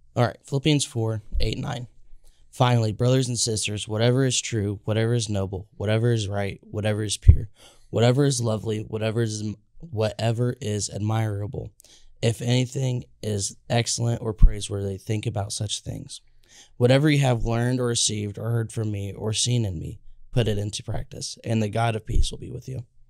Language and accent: English; Indiana, United States; I'm from Indiana